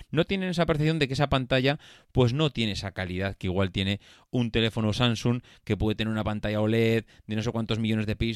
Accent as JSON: {"language": "Spanish", "town": "Madrid", "region": "Community of Madrid", "country": "Spain", "said": "Si tú has estudiado en Madrid y somos de Madrid."}